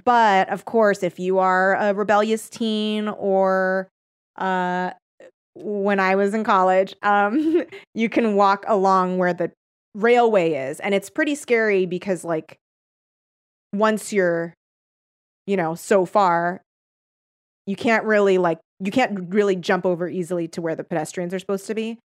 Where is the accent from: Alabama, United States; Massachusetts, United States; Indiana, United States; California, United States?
California, United States; Torrance; I grew up in the South Bay. of, uh, which is Torrance, like, not the, n, nor Cal South Bay.